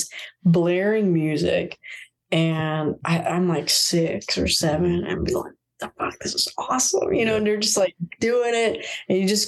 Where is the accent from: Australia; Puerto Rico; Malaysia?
Puerto Rico; moved away; also born or lived in Florida, United States; I grew up in Puerto Rico and Florida